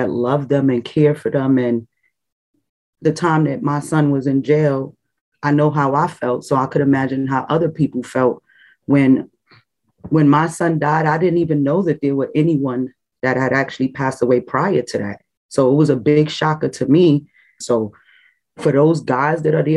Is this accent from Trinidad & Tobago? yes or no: yes; Trinidad & Tobago; I'm Hispanic and I was born in Trinidad. My dad is Trinidadian and my mom is Spanish